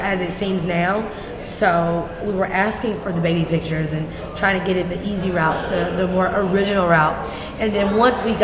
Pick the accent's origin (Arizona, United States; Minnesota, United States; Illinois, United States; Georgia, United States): Georgia, United States; Atlanta; I'm from Atlanta, West Side